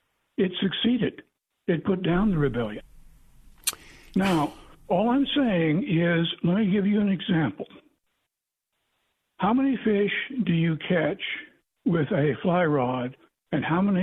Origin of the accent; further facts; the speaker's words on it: Southwest Missouri, United States; I'm from Southwest Missouri